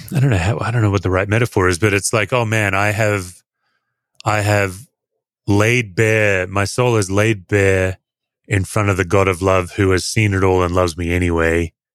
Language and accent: English; Australia; I'm an Australian. I'm not uh, American, and Aussies, as a general statement, we we all work hard to look relaxed